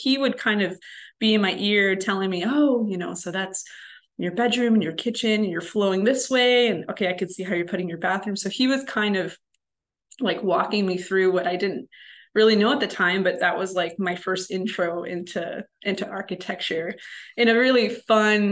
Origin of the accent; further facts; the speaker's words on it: Chicago, Illinois, United States; I'm from Chicago originally, so I'm from a big city